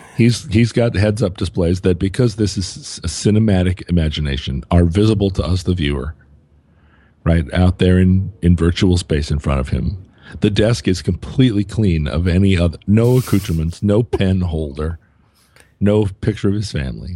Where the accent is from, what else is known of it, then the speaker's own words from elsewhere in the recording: Anchorage, Alaska, United States; moved away; I was flying from Anchorage, Alaska, my hometown